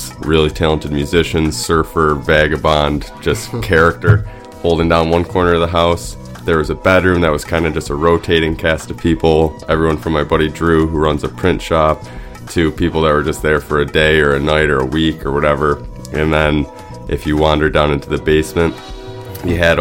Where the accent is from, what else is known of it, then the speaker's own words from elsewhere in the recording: Syracuse, New York, United States; moved away as an adult; also born or lived in Vermont; now in Brooklyn, United States; I'm from Syracuse, New York